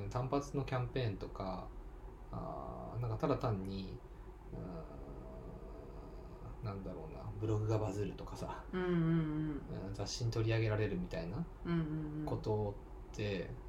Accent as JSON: {"language": "Japanese", "town": "Katsushika", "region": "Tokyo", "country": "Japan", "tie": "born or raised there", "said": "うちの地元のさ、あの葛飾区だけどさ、"}